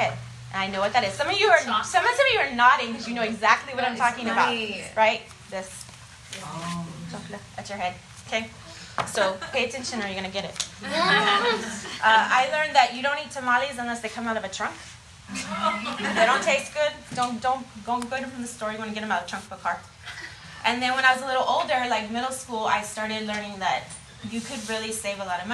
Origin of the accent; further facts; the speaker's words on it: San Antonio, Texas, United States; I grew up in San Antonio, on the west side